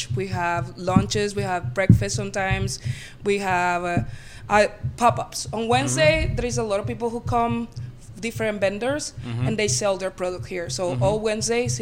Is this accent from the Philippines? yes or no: no; Venezuela; moved away; I'm from Venezuela